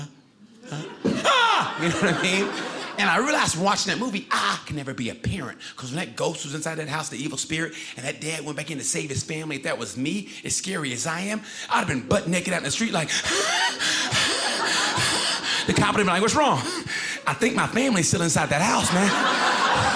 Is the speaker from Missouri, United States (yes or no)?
no; Oklahoma, United States; moved away; I grew up originally, by the way, in Oklahoma